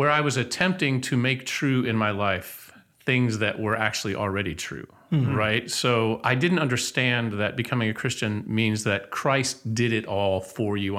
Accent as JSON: {"language": "English", "town": "Athens", "region": "Ohio", "country": "United States", "tie": "born or raised there", "also_born_or_lived": "Columbus, Ohio / Baton Rouge, Louisiana", "moved": "as an adult", "lives_now": "Nacogdoches, United States", "said": "I'm originally from Ohio, born and raised in Ohio, born in Columbus, raised in Athens, a small college town in southeastern Ohio"}